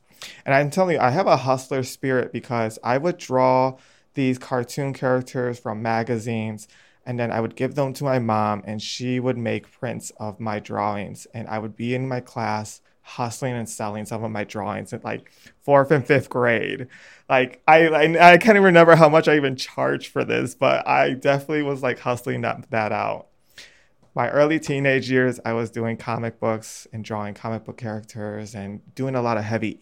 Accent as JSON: {"language": "English", "town": "Chicago", "region": "Illinois", "country": "United States", "tie": "born or raised there", "said": "growing up on the North Northwest side and growing up, you know, in the 90s and early 2000s, I had a pretty good childhood"}